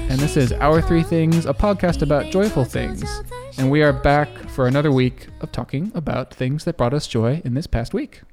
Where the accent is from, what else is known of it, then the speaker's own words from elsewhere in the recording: Texas, United States; moved away as an adult; also born or lived in California; I grew up in Texas